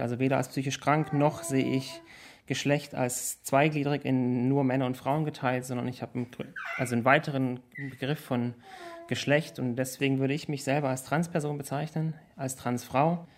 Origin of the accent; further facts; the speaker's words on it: Tuttlingen, Baden-Württemberg, Germany; also born or lived in Konstanz; Ich komme ursprünglich aus dem Süden von Deutschland, in einer Kleinstadt, die heißt Tuttlingen. Da bin ich geboren und aufgewachsen